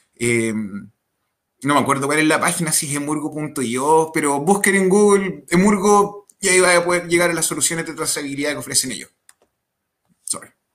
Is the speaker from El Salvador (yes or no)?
no; Chile; en mi país